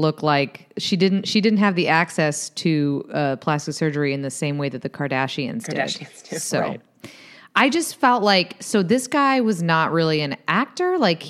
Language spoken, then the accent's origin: English; United States; I'm an American. I'm going to shock you guys. I'm an American living in America.